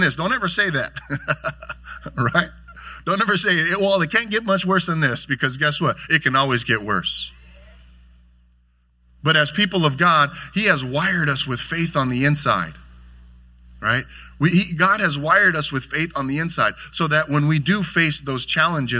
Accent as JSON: {"language": "English", "town": "Carson", "region": "California", "country": "United States", "tie": "born or raised there", "lives_now": "Lakewood, United States", "said": "We grew up here in Carson, and now we're Lakewood neighbors together"}